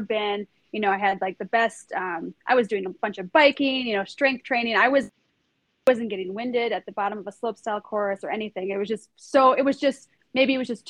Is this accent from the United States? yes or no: no; Norway; moved away; I grew up in Norway too. So I went to middle school and high school in Norway